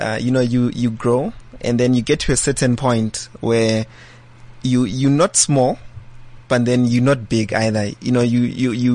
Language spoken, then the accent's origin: English; Boksburg, Gauteng, South Africa; also born or lived in Soweto; So I'm from Boksburg. That's where I grew up. I was born in Soweto and then moved to Boksburg at a young age.